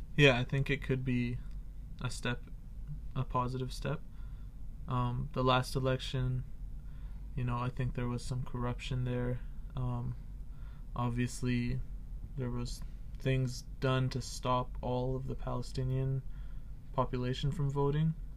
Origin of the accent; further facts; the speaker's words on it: Canada; I'm actually Canadian